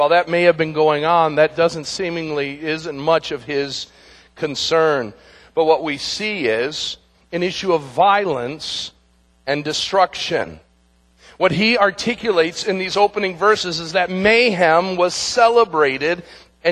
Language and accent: English; United States; we as Americans and even as American Christians